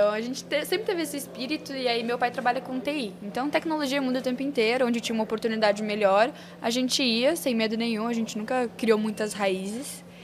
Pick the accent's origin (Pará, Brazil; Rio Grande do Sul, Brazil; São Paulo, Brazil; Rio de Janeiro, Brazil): Rio Grande do Sul, Brazil; Porto Alegre; born there; Eu nasci em Porto Alegre, mas a história é longa. Eu já morei em oito cidades e já passei por nove mudanças.